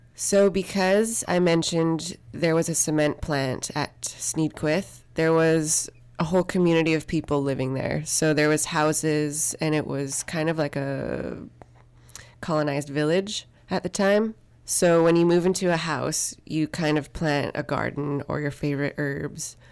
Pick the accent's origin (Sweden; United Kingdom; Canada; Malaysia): Canada; I'm from Psych and First Nation in the Hussainwich Territory